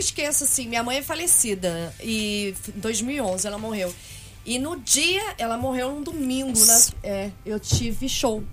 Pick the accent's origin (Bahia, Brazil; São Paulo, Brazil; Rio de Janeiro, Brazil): São Paulo, Brazil; eu nasci em São Paulo, como vocês perguntaram antes. Eu nasci em Arthur Alvim.